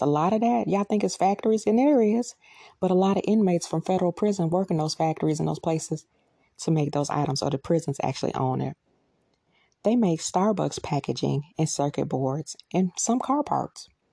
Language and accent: English; United States; We, as American citizens